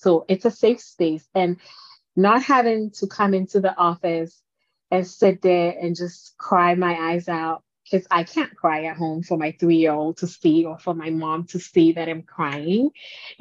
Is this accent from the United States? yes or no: no; Ghana; I'm from Ghana